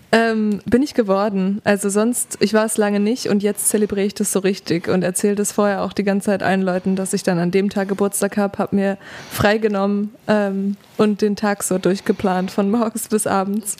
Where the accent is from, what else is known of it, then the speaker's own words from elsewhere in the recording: Duisburg, North Rhine-Westphalia, Germany; accent: Ruhrpott-Slang; now in Leipzig, Germany; ich bin im Pott aufgewachsen, tatsächlich